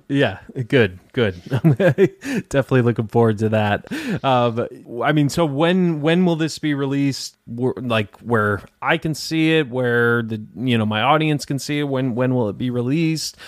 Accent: Detroit, Michigan, United States; moved away; I'm from Detroit originally

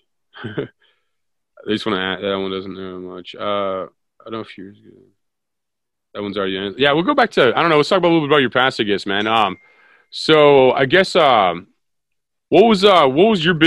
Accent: St. Louis, Missouri, United States; I'm from St. Louis, and like a lot of St. Louis companies built the aircraft

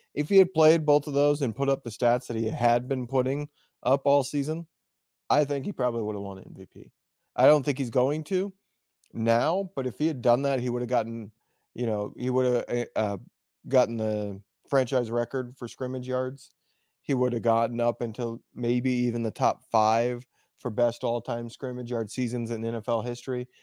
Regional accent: West Lafayette, Indiana, United States; moved away; I was from West Lafayette

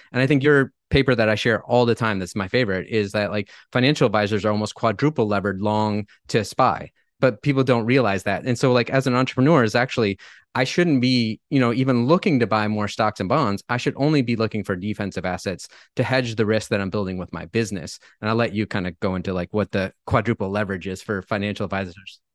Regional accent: Michigan, United States; now in Napa, United States; I, I grew up in Michigan, have lived all over the U S, all over the world, but I've been living here in paradise for about thirteen years

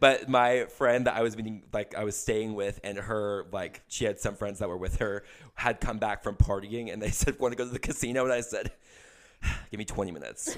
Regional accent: Kansas City, Missouri, United States; also born or lived in Nashville; I drive back up to Kansas City where I'm from

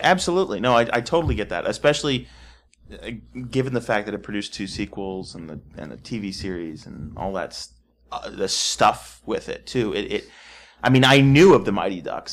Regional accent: Texas, United States; I was from Texas

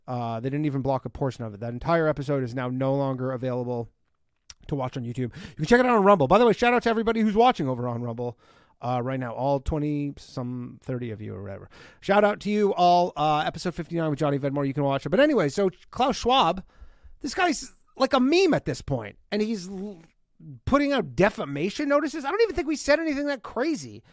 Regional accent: Burlington, Ontario, Canada; moved away; I'm coming back to my hometown, Burlington, Ontario

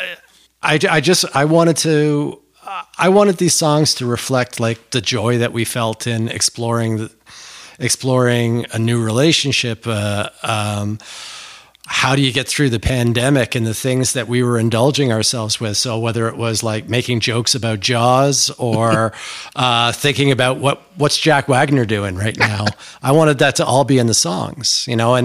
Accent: Toronto, Ontario, Canada; in Toronto, we just had our own version

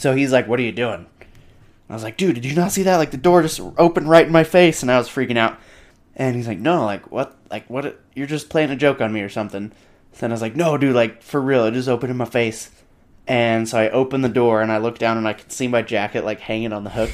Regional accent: Salt Lake City, Utah, United States; I'm from Salt Lake

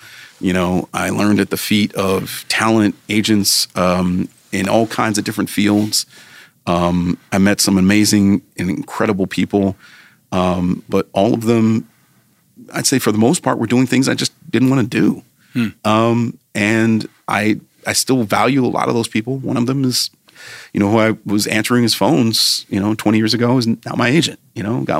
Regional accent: Cleveland, Ohio, United States; moved away as an adult; also born or lived in New York City / Philadelphia; I was born and raised in Cleveland. Grew up mostly in a suburb called Shaker Heights

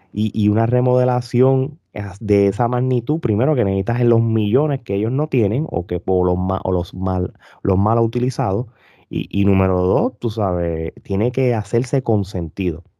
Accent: Puerto Rico; moved away; yo me fui hace muchos años de Puerto Rico

